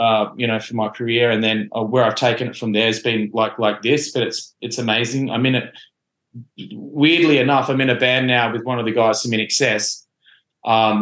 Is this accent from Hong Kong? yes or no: no; Australia; moved away as an adult; now in Los Angeles, United States; I didn't grow up in America where you can do it. I grew up in Australia